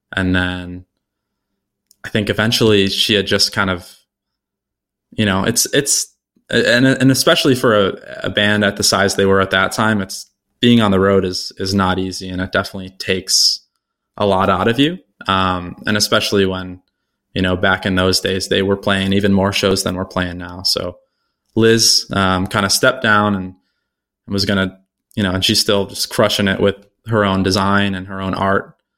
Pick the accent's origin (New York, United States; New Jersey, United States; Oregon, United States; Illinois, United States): New York, United States; Buffalo; I was born and raised here in Buffalo